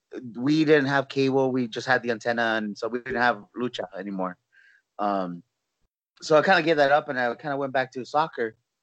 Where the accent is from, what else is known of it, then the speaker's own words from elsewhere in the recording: Los Angeles, California, United States; moved away as an adult; also born or lived in Orlando, Florida; now in San Antonio, United States; which I'm born and raised in California.